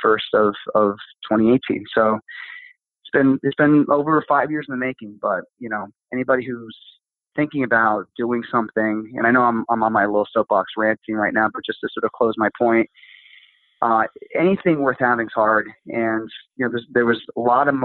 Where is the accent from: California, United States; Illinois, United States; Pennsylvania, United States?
Pennsylvania, United States; moved away; my hometown in Pennsylvania